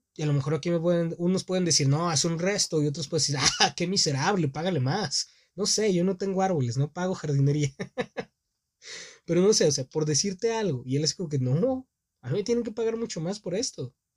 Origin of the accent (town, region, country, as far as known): Mexico; born or raised there